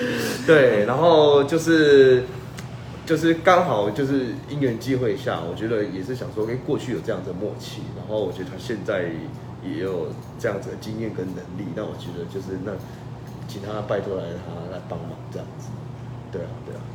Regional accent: Changhua County, Taiwan; 我家乡的人，很多人知道我们是福老客嘛

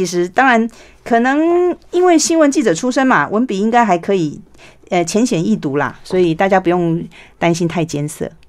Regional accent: Taiwan; first language Taiwanese Hokkien; 我小时候讲台语被罚钱的时候，我会觉得为什么这样子？

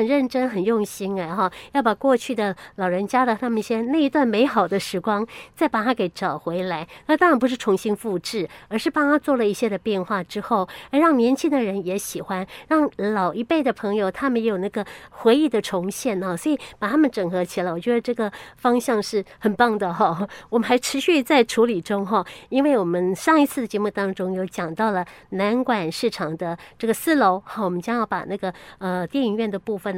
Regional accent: Yilan County, Taiwan; 我们其实在宜兰还蛮幸福的

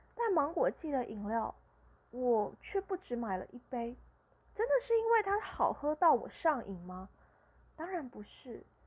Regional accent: Tainan, Taiwan; also born or lived in Pingtung; 我家就是盛产芒果的地方，而我的老家在屏东，家里有自己种芒果，那我是台南人，在御景那边，也是有芒果的，是芒果的产地，盛产的地方

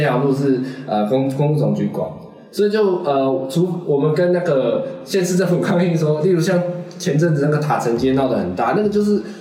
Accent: Taiwan; 就是海洋存在我们台湾的 DNA 啊。

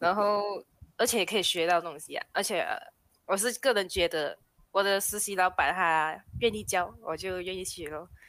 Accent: Malaysia; 我是马来西，来自马来西亚的

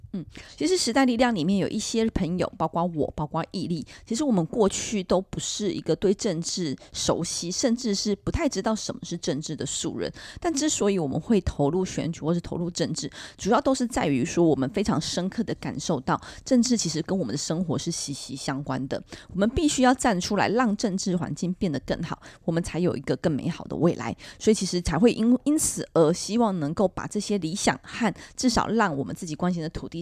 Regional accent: Miaoli County, Taiwan; 这也是跟我的家乡有关。苗栗县造桥乡的龙生村

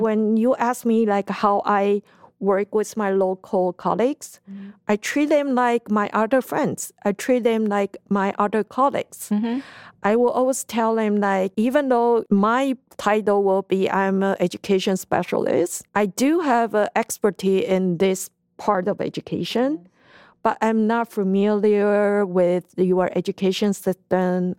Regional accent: Taiwan; i'm from taiwan

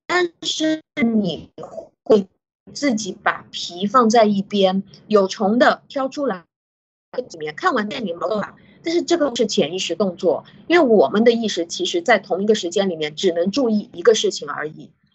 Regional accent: China; 我们中国人

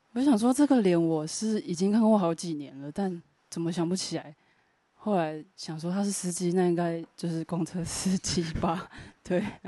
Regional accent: Pingtung County, Taiwan; moved away; 我是念 屏东女中

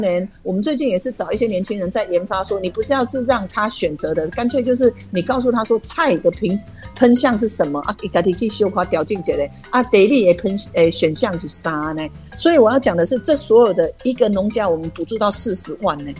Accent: Nantou County, Taiwan; 我是南投长大的，我希望南投好

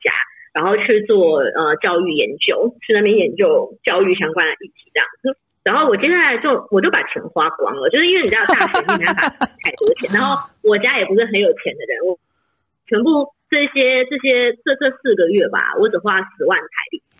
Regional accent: Chiayi, Taiwan; 如果我就钱就花完，那我可能在嘉义，我是嘉义人，就是那我就在嘉义，就是当我爸妈的名虫，这样当一年，就是跟爸妈一起陪一年。

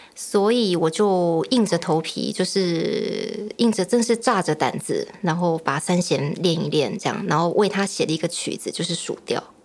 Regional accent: Tamsui, New Taipei, Taiwan; 我是成长在淡水，以前读艺专的时候就坚持要回淡水

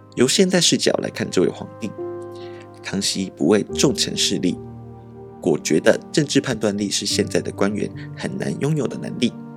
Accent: Taiwan; 作为一个台湾人

